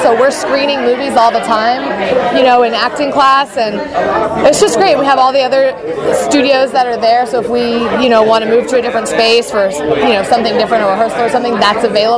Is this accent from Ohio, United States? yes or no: yes; Ohio, United States; now in Los Angeles, United States; I'm originally from Ohio. I modeled when I was a teenager and then decided that acting was the thing for me. So I have lived in LA for some time now